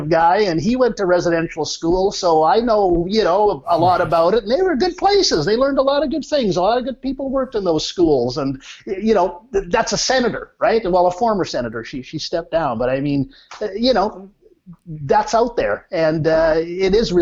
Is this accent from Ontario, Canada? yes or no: yes; Ojibways of Onigaming First Nation, Ontario, Canada; I'm from the Ojibways of Onigaming First Nation